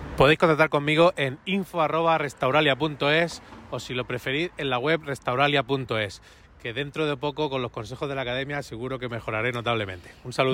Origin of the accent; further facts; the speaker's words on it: Cartagena, Region of Murcia, Spain; soy aparejador y soy de Cartagena.